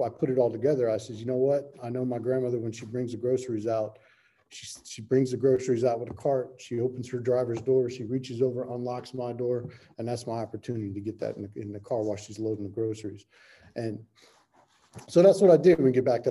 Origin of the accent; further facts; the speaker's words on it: South Florida, United States; moved away as an adult; now in California, United States; I'm from South Florida originally. A treatment brought me out here to California.